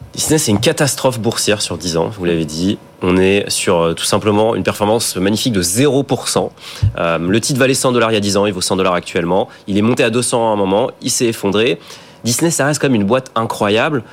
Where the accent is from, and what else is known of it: France